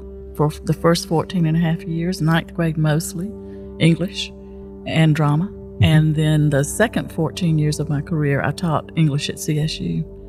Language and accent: English; Buena Vista, Georgia, United States; Buena Vista, Georgia.